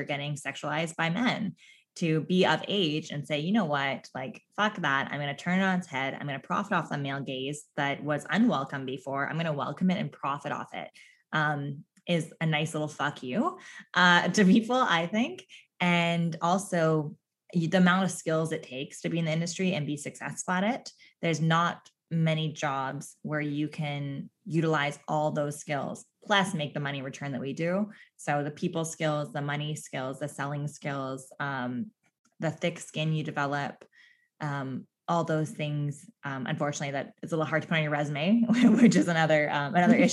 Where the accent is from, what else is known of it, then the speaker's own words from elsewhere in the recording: Newfoundland and Labrador, Canada; accent: Newfie; There's my newfie accent really coming